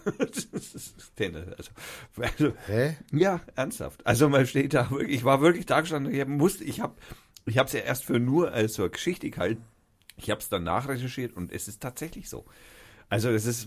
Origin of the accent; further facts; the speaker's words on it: Fürth, Bavaria, Germany; wir sind aus Fürth